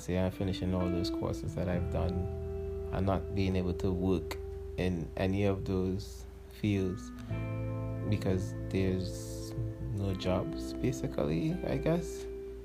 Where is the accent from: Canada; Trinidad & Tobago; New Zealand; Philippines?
Trinidad & Tobago; as a Trinidadian hip-hop artist, I should say, like, we're not really appreciated in Trinidad and Tobago